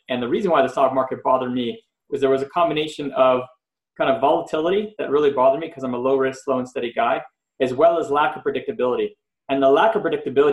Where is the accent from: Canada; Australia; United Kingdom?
Canada; Montreal, Quebec; now in Los Angeles, United States; I'm originally from Montreal, Canada, and I grew up with all different friends